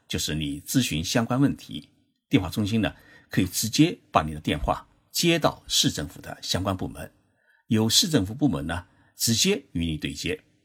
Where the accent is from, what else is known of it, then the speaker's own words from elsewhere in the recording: Zhejiang, China; now in Tokyo, Japan; 我的老家浙江省